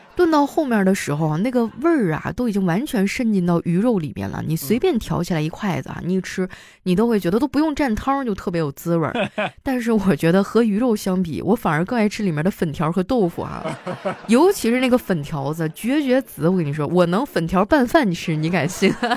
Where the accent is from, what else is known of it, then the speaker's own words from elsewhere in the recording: Harbin, Heilongjiang, China; moved away; 我老家哈尔滨